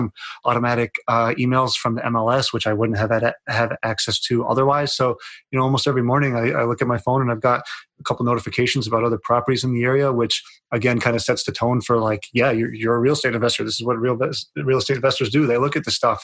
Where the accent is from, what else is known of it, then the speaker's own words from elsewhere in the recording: Lake George, New York, United States; if you ever come into my hometown